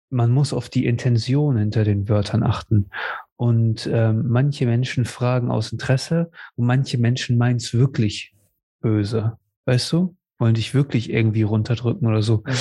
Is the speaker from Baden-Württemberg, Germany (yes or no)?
no; Cuxhaven, Lower Saxony, Germany; Und, ne, und ich ihm sage, aus Cuxhaven oder was auch immer.